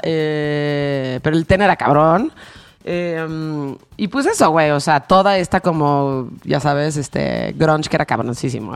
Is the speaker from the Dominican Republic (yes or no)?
no; Mexico; como nosotros como mexicanos